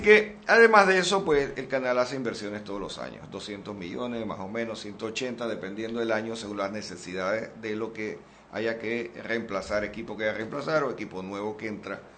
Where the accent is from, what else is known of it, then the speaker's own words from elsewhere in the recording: Panama; debemos sentirnos extraordinariamente orgullosos como panameños